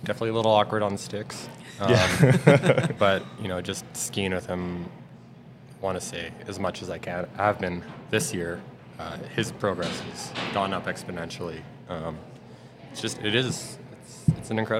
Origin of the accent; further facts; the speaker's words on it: Lake Louise, Alberta, Canada; also born or lived in Calgary / Golden; I grew up in Lake Louise as a kid